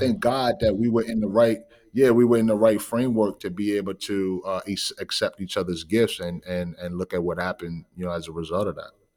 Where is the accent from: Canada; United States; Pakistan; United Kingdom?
United States; New York City, New York; I am originally from Bronx, New York, uh, the Bronx, the B X